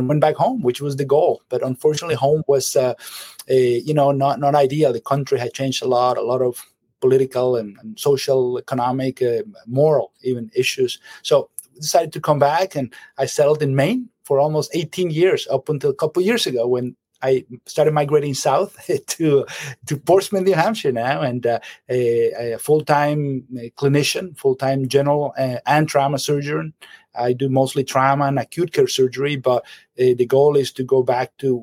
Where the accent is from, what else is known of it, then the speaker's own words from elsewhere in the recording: Caracas, Capital District, Venezuela; moved away as an adult; now in United States; I am from Venezuela, from Caracas, and that's where I grew up